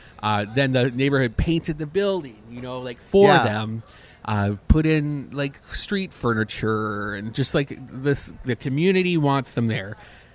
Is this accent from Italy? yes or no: no; Canada; Because I'm Canadian.